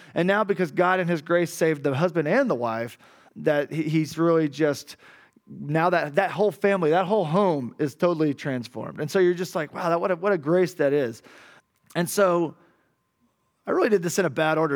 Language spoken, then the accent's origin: English; Arkansas, United States; moved away as an adult; now in Cali, Colombia; I'm from Arkansas